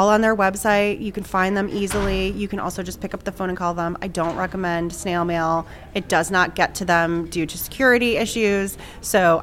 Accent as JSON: {"language": "English", "region": "New England", "country": "United States", "tie": "born or raised there", "moved": "yes", "said": "I grew up in New England and, you know, very small town."}